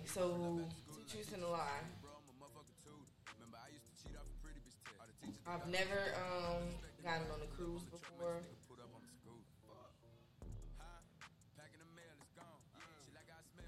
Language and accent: English; North Carolina, United States; moved away as an adult; also born or lived in Watertown, New York / Albany, Georgia; now in Tampa, United States; I was raised in North Carolina